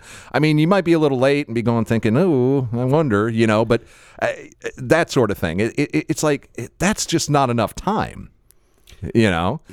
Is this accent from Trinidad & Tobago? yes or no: no; Florida, United States; someone born and raised in Florida